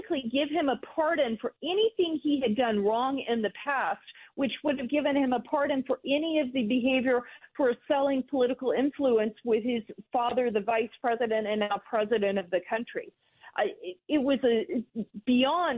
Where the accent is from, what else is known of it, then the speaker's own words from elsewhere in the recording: Georgia, United States; I'm from Georgia.